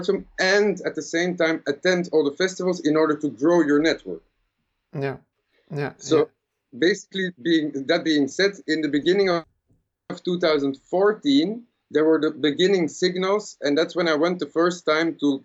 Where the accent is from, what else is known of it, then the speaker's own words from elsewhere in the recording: Belgium; I'm from Belgium.